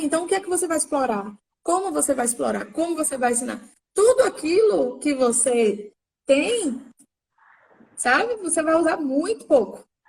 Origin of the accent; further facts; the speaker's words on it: Salvador, Bahia, Brazil; also born or lived in Santo Amaro, Bahia; Eu sou aqui de Salvador. É... Morei aqui por muito tempo, mas já morei no interior também, interior chamado Santo Amaro, aqui pertinho também. É... já, enfim, já morei em alguns interiores durante a minha infância e adolescência